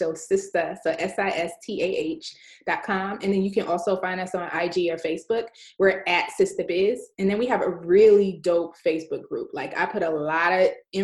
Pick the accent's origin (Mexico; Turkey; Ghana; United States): United States; New York City, New York; I grew up in New York City